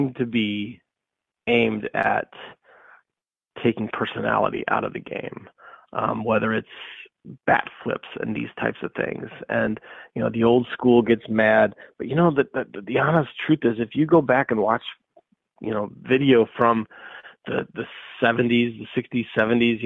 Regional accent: St. Louis, Missouri, United States; I grew up in St. Louis

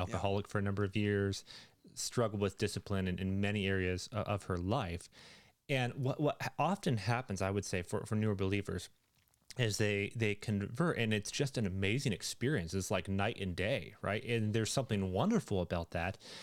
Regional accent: Canada

